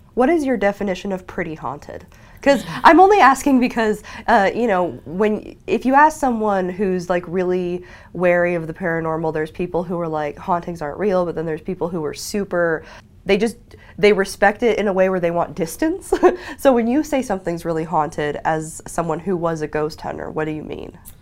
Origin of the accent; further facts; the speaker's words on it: Ogden, Utah, United States; I'm from Ogden